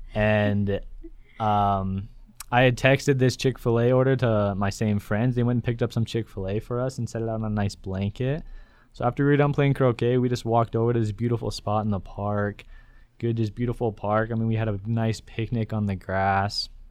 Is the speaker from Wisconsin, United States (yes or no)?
no; Elko, Nevada, United States; moved away as an adult; I'm also from Elko, Nevada.